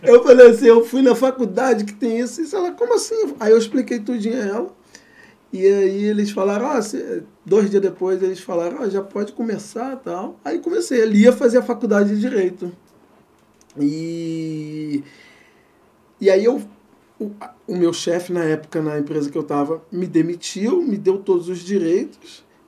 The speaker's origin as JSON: {"language": "Portuguese", "region": "Rio de Janeiro", "country": "Brazil", "tie": "born or raised there", "also_born_or_lived": "São Paulo", "said": "sou nascido e criado em Madureira"}